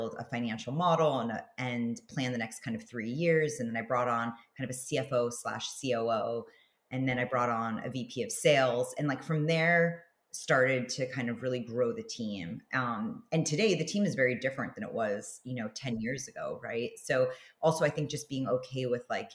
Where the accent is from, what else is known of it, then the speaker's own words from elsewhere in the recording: New York City, New York, United States; moved away as an adult; also born or lived in Los Angeles; I grew up in New York City on the Upper West Side